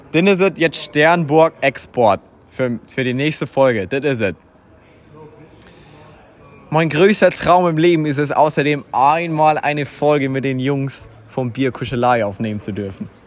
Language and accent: German; Vienna, Austria; moved away; Ich komme ursprünglich aus Wien